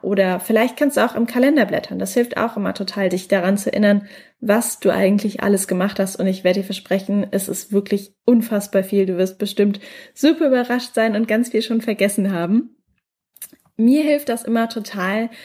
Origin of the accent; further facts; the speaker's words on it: Mannheim, Baden-Württemberg, Germany; moved away; Gerade bin ich noch in meiner Heimatstadt in Mannheim